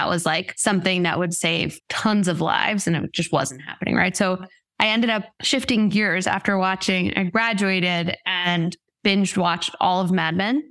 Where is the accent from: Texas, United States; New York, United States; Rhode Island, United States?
Rhode Island, United States; moved away as an adult; also born or lived in Boston; now in Los Angeles, United States; I'm originally from Rhode Island